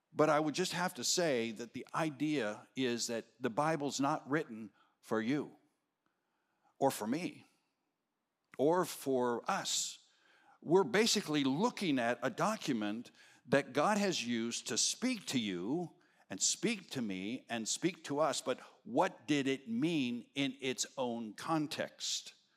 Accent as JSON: {"language": "English", "region": "Arizona", "country": "United States", "tie": "born or raised there", "moved": "yes", "said": "I was raised in Arizona. We don't have daylight savings time"}